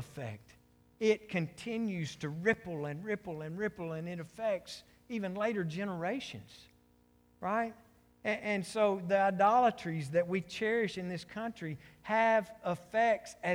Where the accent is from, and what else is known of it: United States